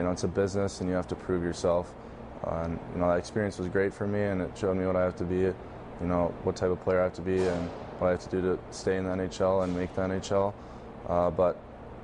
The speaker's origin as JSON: {"language": "English", "region": "Minnesota", "country": "United States", "tie": "born or raised there", "also_born_or_lived": "North Dakota / Vancouver", "moved": "as an adult", "said": "growing up in Minnesota and then going to play North Dakota, and now hopefully Vancouver"}